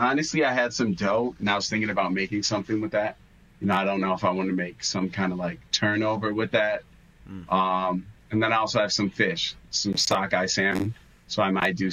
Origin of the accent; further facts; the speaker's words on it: Chicago, Illinois, United States; I'm born and raised Chicago